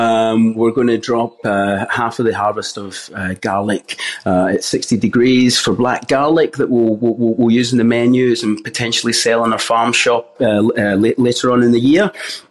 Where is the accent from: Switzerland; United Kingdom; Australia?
United Kingdom; Glasgow, Scotland; Growing up in Scotland, Glasgow's eastern suburbs, we definitely grew up with a basic diet that you would expect from a normal family in the 80s and 90s.